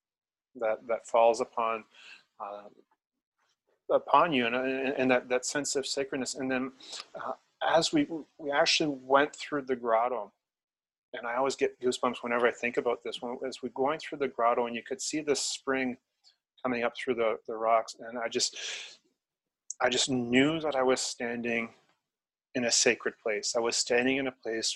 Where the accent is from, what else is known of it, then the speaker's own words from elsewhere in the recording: Newmarket, Ontario, Canada; I born and raised in Newmarket, Ontario, which is just north of Toronto